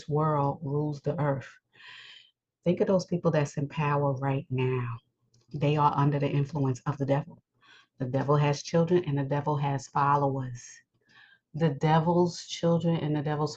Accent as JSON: {"language": "English", "region": "New York", "country": "United States", "said": "I live in New York. I'm a New Yorker"}